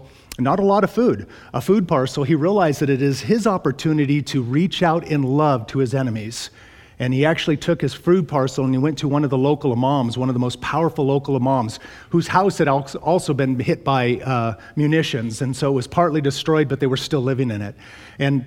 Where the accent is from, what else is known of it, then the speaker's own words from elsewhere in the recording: United States; I am an American. That's where God set me